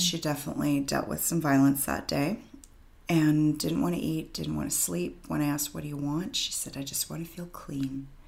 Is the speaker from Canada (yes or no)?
yes; Vancouver, British Columbia, Canada; I'm born and raised in Vancouver